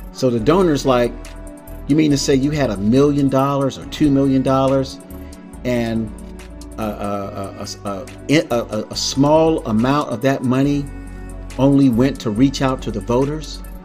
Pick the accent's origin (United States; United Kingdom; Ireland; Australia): United States; South Florida; I grew up in South Florida, where fashion was everything